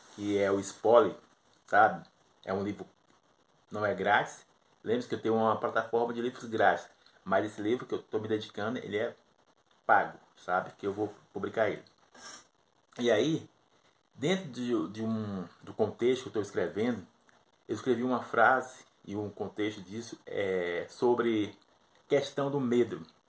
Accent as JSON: {"language": "Portuguese", "country": "Brazil", "said": "eu sou do Brasil"}